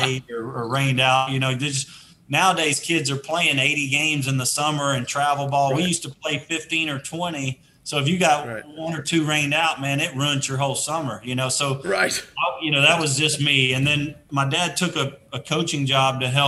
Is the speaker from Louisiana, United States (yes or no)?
yes; Shreveport, Louisiana, United States; moved away; also born or lived in Atlanta; the private school situation in my hometown